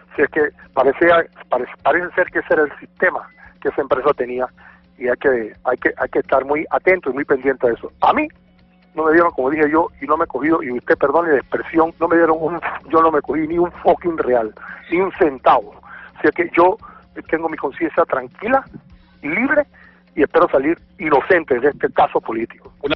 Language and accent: Spanish; Panama; Yo soy el único panameño